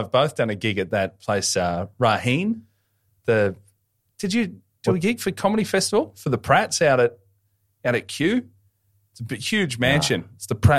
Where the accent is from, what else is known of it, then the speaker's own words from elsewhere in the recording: Hoppers Crossing, Victoria, Australia; when I grew up in Hoppers Crossing